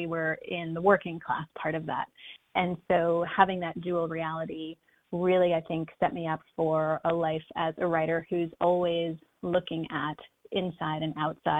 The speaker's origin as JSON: {"language": "English", "town": "Shirley", "region": "New York", "country": "United States", "tie": "born or raised there", "said": "I think a lot of these decisions are based on growing up in Shirley, where, it's pretty blue collar."}